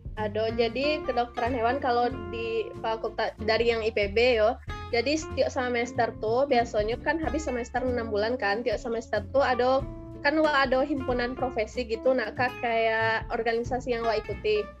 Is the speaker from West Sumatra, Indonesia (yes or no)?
yes; Batusangkar, West Sumatra, Indonesia; moved away as an adult; also born or lived in Bogor; SD dulu di, di SD Sabali Palimbing deket rumah tuh habis itu SMP-nya uh, eh, SMP 5 Batu Sangka